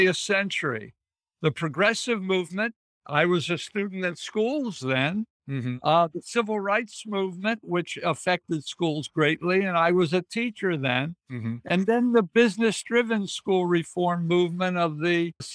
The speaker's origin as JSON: {"language": "English", "town": "Pittsburgh", "region": "Pennsylvania", "country": "United States", "tie": "born or raised there", "also_born_or_lived": "Cleveland / Washington, D.C. / Arlington, Virginia", "moved": "as an adult", "said": "I was born and raised in Pittsburgh"}